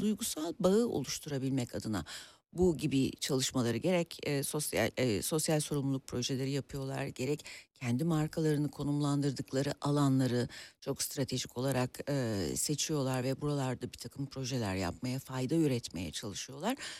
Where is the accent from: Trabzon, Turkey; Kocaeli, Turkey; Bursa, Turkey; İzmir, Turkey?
Bursa, Turkey; moved away as an adult; also born or lived in Ankara; now in Istanbul, Turkey; Aslında Ankara doğumluyum Ee, ama e, bütün gençlik ve çocukluk dönemim Bursa'da geçti